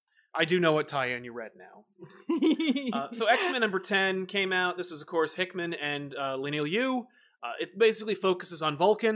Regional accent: United Kingdom

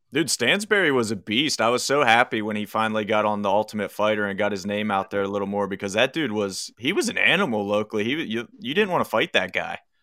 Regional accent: McConnellsburg, Pennsylvania, United States; moved away; also born or lived in Uniontown, Pennsylvania / Morgantown, West Virginia; Where I grew up in South Central PA is a little town called McConnellsburg in Fulton County

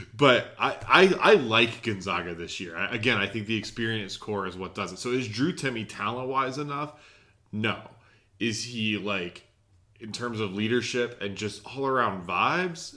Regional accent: Charlotte, North Carolina, United States; I'm from the Charlotte area

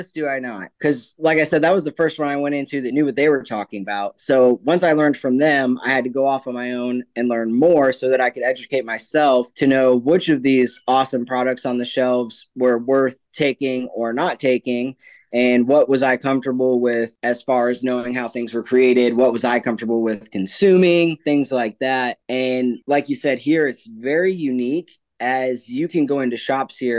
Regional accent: Florida, United States; moved away as an adult; now in Cookeville, United States; I'm originally from Florida. I grew up there

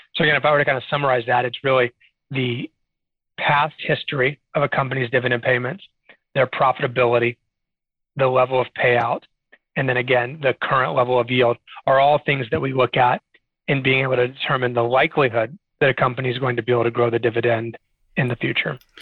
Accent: Arlington, Texas, United States; also born or lived in Austin, Texas; now in San Antonio, United States; I have been a Texas native my whole life. So I grew up in the Dallas Fort Worth area in Arlington, Texas

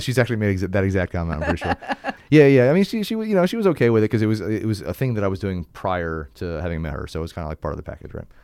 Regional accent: New Jersey, United States; also born or lived in England; I grew up in South Jersey

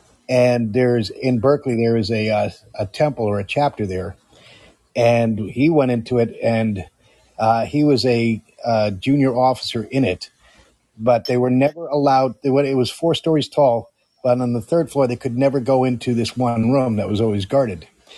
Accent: Amsterdam, North Holland, Netherlands; where I grew up in Amsterdam in 1969 to 1973. I went through high school there and then went to college after that and then went into the military.

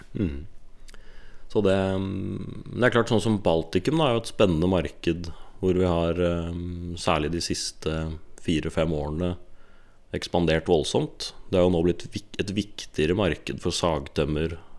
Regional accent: Bærum, Akershus, Norway; born or raised there; moved away as an adult

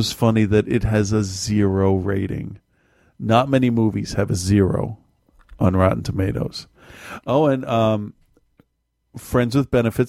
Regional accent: Malden, Massachusetts, United States; I grew up

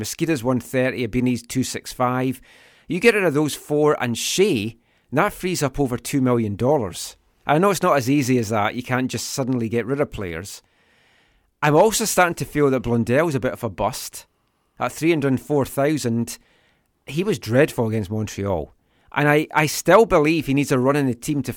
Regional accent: Glenrothes, Scotland, United Kingdom; now in Vancouver, Canada; a band from my hometown, Glenrothes and Fife

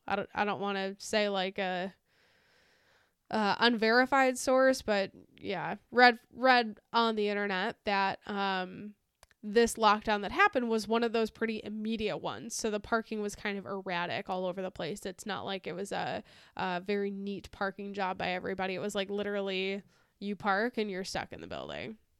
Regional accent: United States; as an American

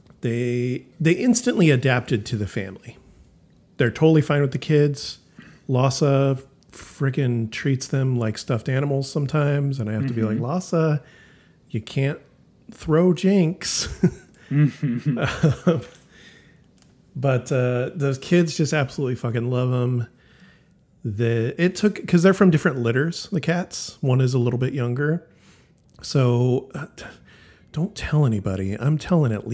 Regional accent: Sacramento, California, United States; now in Rancho Cordova, United States; I'm from Sacramento

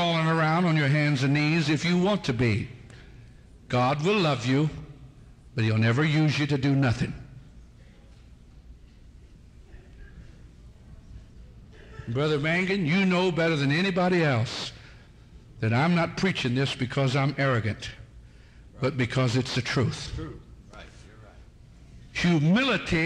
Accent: United States; Being an American citizen

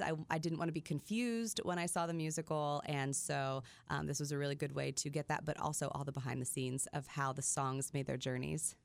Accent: Midwest, United States; I grew up in the Midwest

